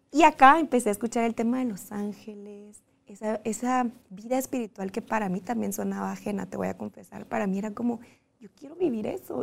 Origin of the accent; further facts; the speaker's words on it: Guatemala; moved away as an adult; fue la primera vez que me fui de Guatemala